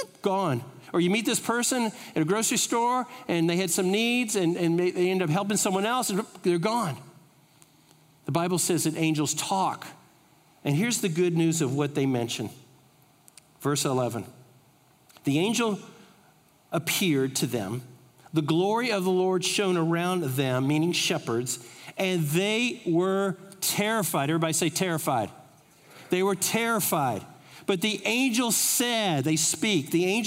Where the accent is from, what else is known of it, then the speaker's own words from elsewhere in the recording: United States; from America